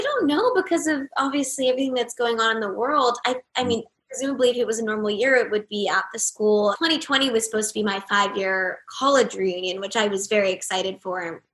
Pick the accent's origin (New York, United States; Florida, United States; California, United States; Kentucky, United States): California, United States; Los Angeles; I grew up here